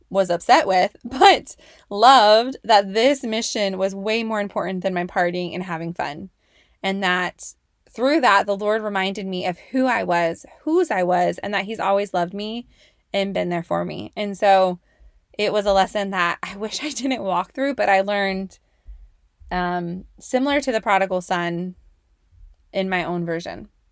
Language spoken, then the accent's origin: English; Oakley, California, United States; moved away as an adult; also born or lived in Antioch, California; I grew up in the Bay Area, Bay Area. Um, specifically in Antioch and Oakley, California